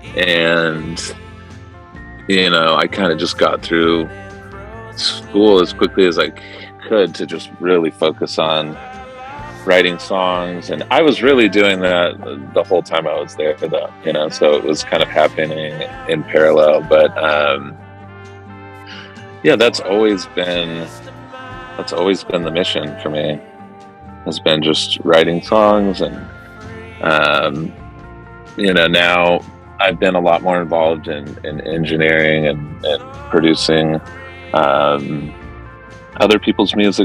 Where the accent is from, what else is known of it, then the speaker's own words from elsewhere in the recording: Irvine, California, United States; moved away as an adult; also born or lived in Newport Beach, California / San Francisco, California; now in Marin County, United States; I grew up in Southern California in Irvine and then Newport Beach. And I moved up to San Francisco in 2000